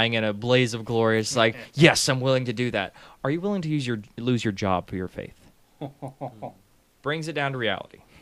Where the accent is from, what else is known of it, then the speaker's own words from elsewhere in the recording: Arkansas, United States; now in Tennessee, United States; I'm from Arkansas.